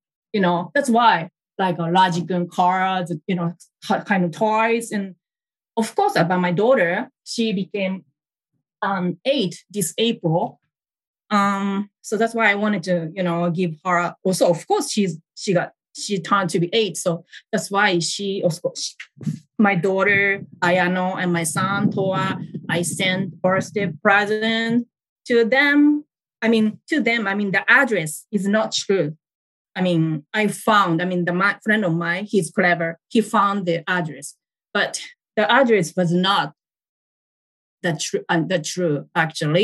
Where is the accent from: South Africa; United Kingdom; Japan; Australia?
Japan; English is a second language; I am Japanese